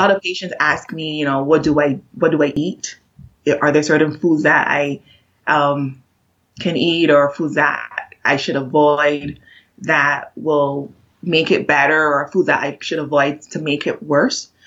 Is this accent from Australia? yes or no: no; Barbados; moved away as an adult; now in United States